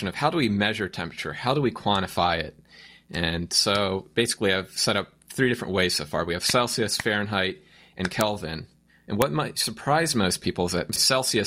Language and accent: English; United States; I'm an American